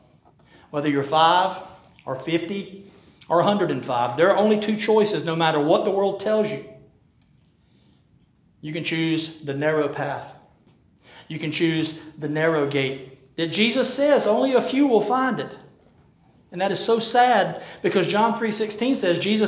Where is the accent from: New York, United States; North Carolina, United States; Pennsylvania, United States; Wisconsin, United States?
North Carolina, United States; Rocky Mount; we're from Rocky Mount